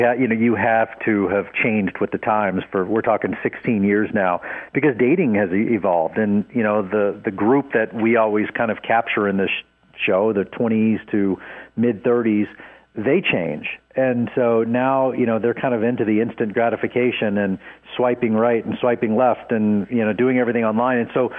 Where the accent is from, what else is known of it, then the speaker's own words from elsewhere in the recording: Dallas, Texas, United States; Born and raised in Dallas.